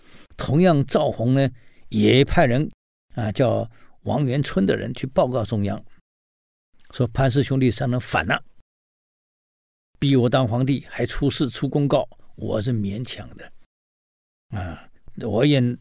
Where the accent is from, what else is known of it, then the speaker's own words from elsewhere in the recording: Taiwan; 我们台湾人讲“代志的大条啊”